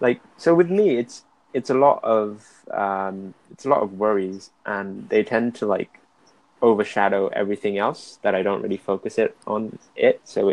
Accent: Cardiff, Wales, United Kingdom; I'm from Wales, Cardiff.

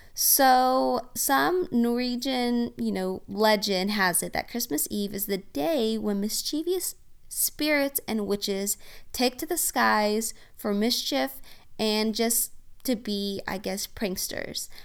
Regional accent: Oklahoma, United States; accent: Oklahoma; my awesome Oklahoma accent

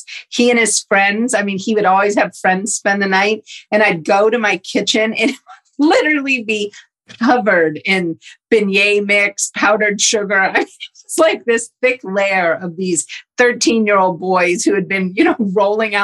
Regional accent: New Orleans, Louisiana, United States; moved away as an adult; I grew up in New Orleans, lived in New Orleans my entire life until Hurricane Katrina hit in 2005

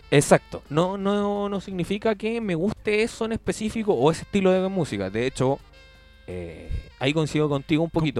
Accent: Chile; Como chileno

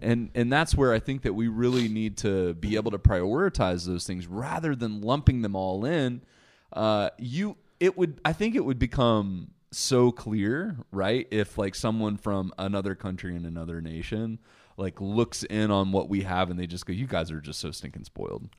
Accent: United States; as an American

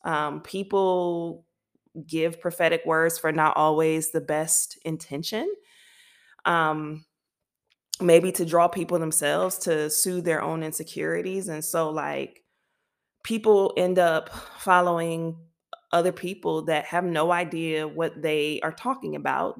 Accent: United States; now in France; as an American

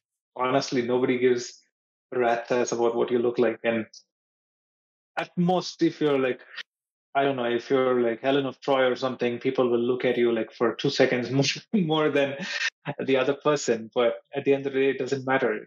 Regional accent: Mumbai, Maharashtra, India; moved away; when I was in Mumbai, my hometown

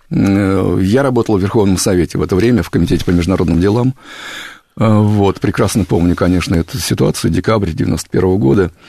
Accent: Kupavna, Moscow Oblast, Russia; я сам из Подмосковья, из Купавны.

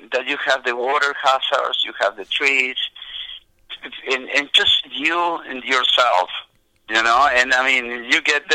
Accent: Argentina; English is a second language; now in United States; being born and raised in Argentina, playing soccer on the streets

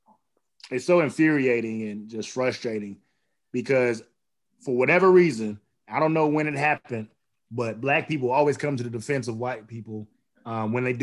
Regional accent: Oklahoma, United States; I grew up in Oklahoma

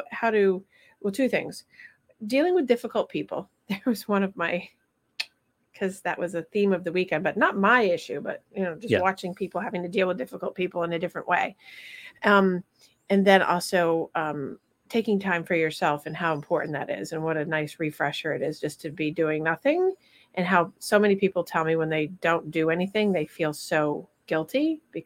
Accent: Vermont, United States; moved away; I'm going to my hometown

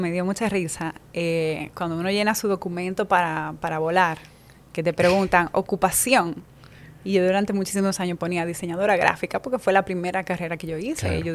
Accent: La Romana, Dominican Republic; moved away as an adult; also born or lived in Spain; now in Madrid, Spain; Yo creo que no sé si entre ocho meses, un año, ya eh, vine a vivir aquí al país y, me crié en la, Romana, mm, soy del, del este.

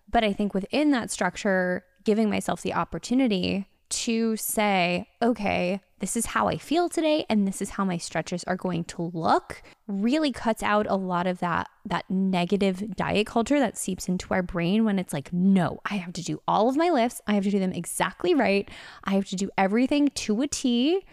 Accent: Connecticut, United States; now in Los Angeles, United States; I'm from Connecticut

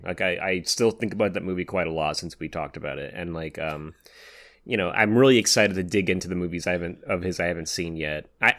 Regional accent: Los Angeles, California, United States; from Los Angeles.

